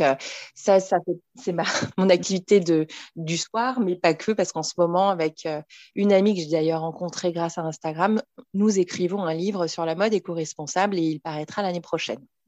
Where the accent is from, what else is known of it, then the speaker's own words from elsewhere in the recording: Paris, Île-de-France, France; je suis née et j'habite à Paris